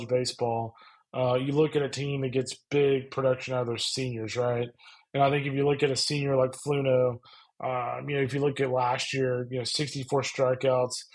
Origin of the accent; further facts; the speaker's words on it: Lufkin, Texas, United States; I grew up in Lufkin, so I was like 85 miles off the border